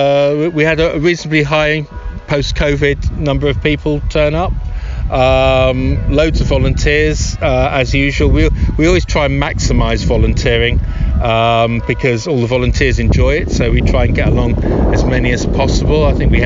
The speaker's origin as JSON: {"language": "English", "region": "London", "country": "United Kingdom", "tie": "born or raised there", "said": "I'm a Londoner. I was born there, so I can say that. Stinky old London."}